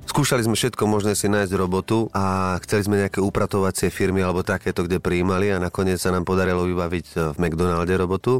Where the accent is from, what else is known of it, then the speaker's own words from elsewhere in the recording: Slovakia; som ja Slovák